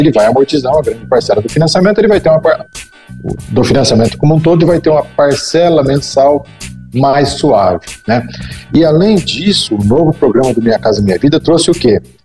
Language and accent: Portuguese; Brazil; como bons brasileiros